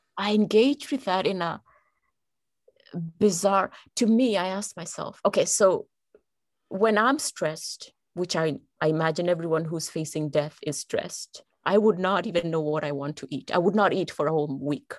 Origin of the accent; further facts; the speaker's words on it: Kenya; moved away as an adult; And I'm originally from Kenya. I come from Kenya. That's where I was born and raised.